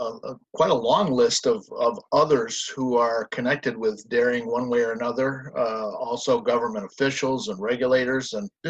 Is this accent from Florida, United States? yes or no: no; California, United States; speaking as a Californian